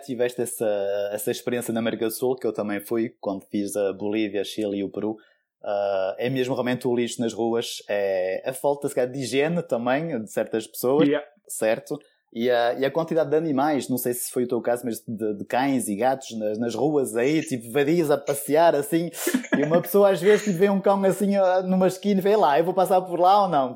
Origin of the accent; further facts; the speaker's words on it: France; moved away as an adult; now in Guimarães, Portugal; eu nasci em França